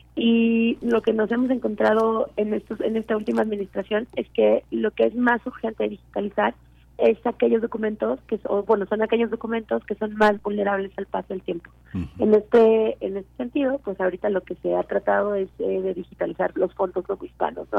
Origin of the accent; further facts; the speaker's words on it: Mexico; nosotros no como mexicanos y mexicanas